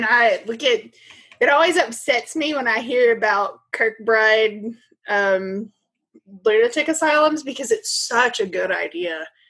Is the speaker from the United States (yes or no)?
yes; Kentucky, United States; Maybe this accent. Can we call my accent pretty and flowery? My words are flowery. Flowery. These are words that we say in Kentucky.